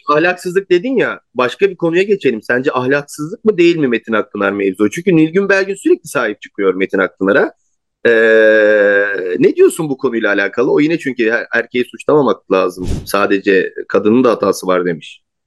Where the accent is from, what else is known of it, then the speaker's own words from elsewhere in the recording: Turkey; iyi ki Türk'üz, iyi ki Türkiye'deyiz.